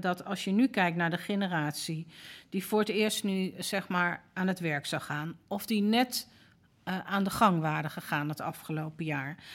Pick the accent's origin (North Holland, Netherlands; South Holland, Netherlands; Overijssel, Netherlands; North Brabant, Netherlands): North Holland, Netherlands; Amsterdam; persoonlijk ben ik opgegroeid in Amsterdam-West